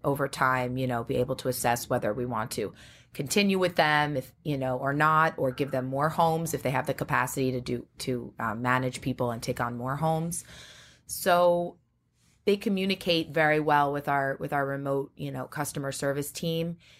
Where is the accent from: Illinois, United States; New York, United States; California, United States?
New York, United States; Great Neck; I grew up in Great Neck, Long Island